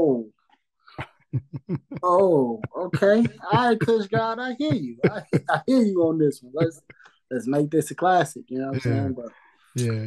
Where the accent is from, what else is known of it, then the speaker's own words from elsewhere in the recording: Chicago, Illinois, United States; I'm from Chicago